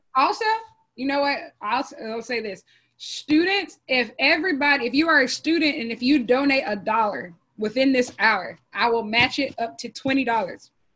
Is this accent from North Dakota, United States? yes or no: no; Columbia, South Carolina, United States; I'm born in Columbia, South Carolina